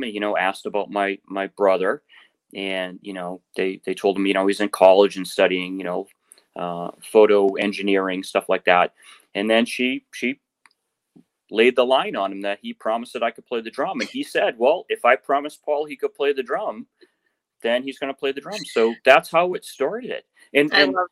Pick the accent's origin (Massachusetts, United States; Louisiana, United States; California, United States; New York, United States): Massachusetts, United States; Quincy; I grew up in Quincy, Massachusetts, and the house I grew up in wasn't too far from the main road through Quincy called Hancock Street